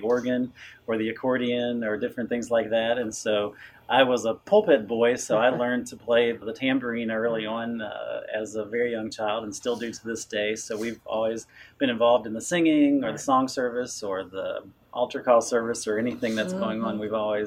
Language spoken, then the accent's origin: English; Fulks Run, Virginia, United States; I grew up here in the Shenandoah Valley in Folks Run, and that's still my home today.